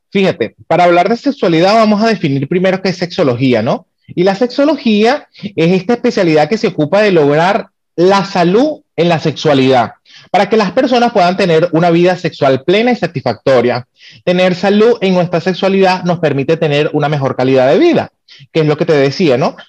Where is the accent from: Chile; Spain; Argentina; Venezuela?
Venezuela; moved away as an adult; soy venezolano